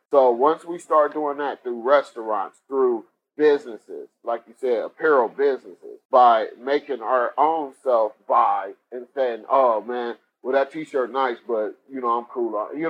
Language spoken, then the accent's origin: English; Cleveland, Ohio, United States; Like, if you go to my hometown, Cleveland, you got barbecue spot restaurant all over the place.